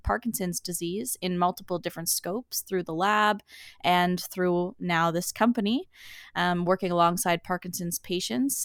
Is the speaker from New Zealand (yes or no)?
no; Summerside, Prince Edward Island, Canada; moved away as an adult; also born or lived in Nova Scotia; now in Newfoundland, Canada; I grew up in Summerside, P E I, a typical lifestyle.